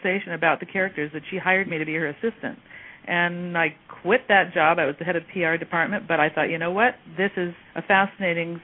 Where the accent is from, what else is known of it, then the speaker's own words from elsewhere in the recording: Fullerton, California, United States; also born or lived in Los Angeles, California / Anaheim, California; was born in Los Angeles and moved out to Orange County and grew up in Anaheim and Fullerton